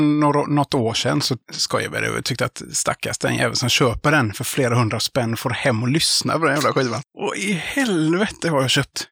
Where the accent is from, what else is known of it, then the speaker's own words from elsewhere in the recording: Gothenburg, Västra Götaland, Sweden; vi är från Göteborg